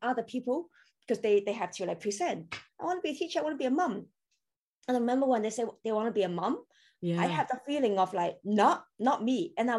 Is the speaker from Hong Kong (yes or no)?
yes; Hong Kong; English is a second language; moved away as an adult; also born or lived in Taiwan / United Kingdom / Shanghai, China; now in Australia; I was born in Hong Kong and then I grew up in Taiwan because my mom is Taiwanese.